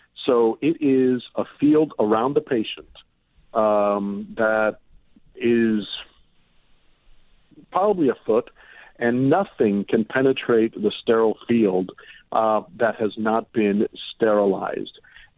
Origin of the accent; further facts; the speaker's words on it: Miami, Florida, United States; also born or lived in Cuba; Yeah, exactly. And, you know, I was born in Cuba, and I remember that very well. I mean, that was after we were already here and in Miami.